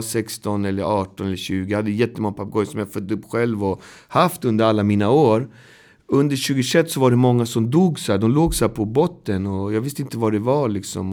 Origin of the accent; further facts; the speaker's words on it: Botkyrka, Stockholm County, Sweden; Jag är uppväxt i Botkyrka som är två mil härifrån